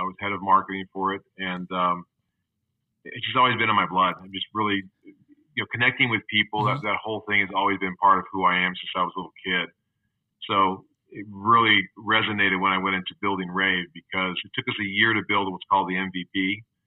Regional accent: Atlanta, Georgia, United States; moved away; I grew up in Atlanta to start

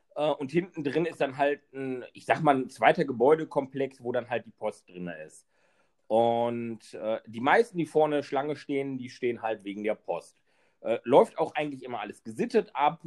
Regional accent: Wesel, North Rhine-Westphalia, Germany; in meiner Heimatstadt in Wesel

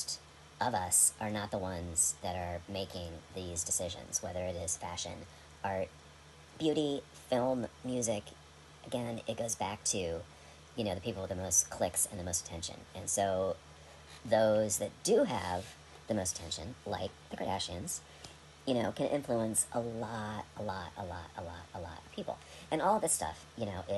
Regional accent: United States; as an American

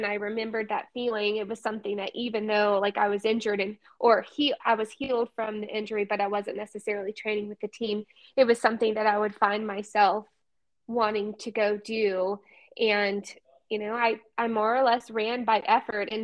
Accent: Birmingham, Alabama, United States; I grew up in Birmingham, Alabama

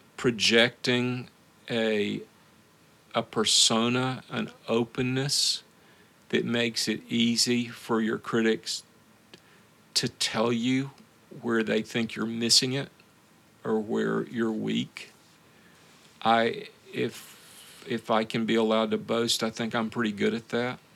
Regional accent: the American South, United States; moved away as an adult; also born or lived in Moscow, Russia; now in Memphis, United States; I'm a southerner

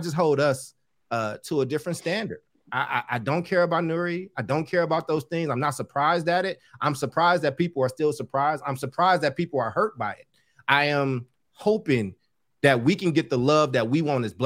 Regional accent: Oakland, California, United States; I grew up in Oakland, which used to be a Black majority city

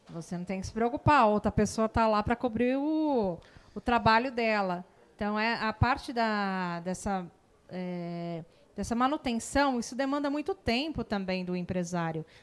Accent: São Paulo, Brazil; now in Barueri, Brazil; eu é, não sou aqui de Alphaville, eu sou de São Paulo.

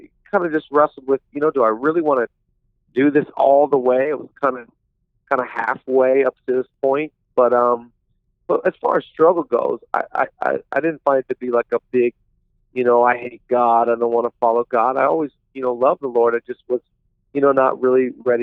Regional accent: Seattle, Washington, United States; I'm originally from the Pacific Northwest. I grew up in the Seattle area

